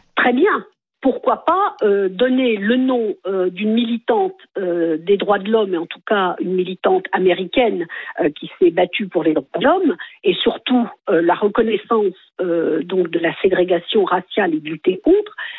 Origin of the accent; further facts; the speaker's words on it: France; Je suis française tout court.